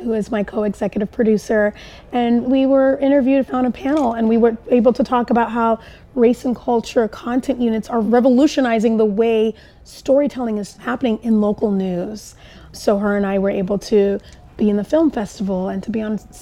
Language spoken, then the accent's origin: English; Tokyo, Japan; moved away; I grew up in Japan, in Tokyo